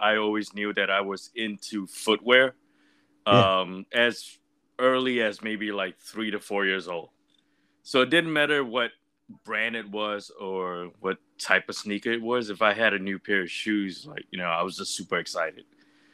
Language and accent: English; Singapore; moved away; Grew up in Singapore.